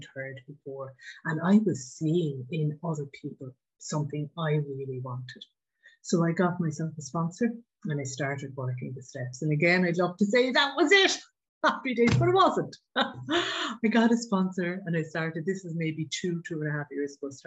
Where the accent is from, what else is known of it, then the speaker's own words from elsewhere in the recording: Ireland; I grew up in Ireland.